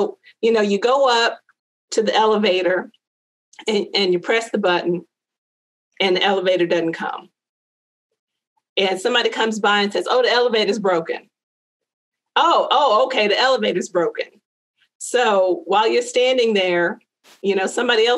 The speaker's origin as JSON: {"language": "English", "country": "United States", "tie": "born or raised there", "said": "I growing up in America"}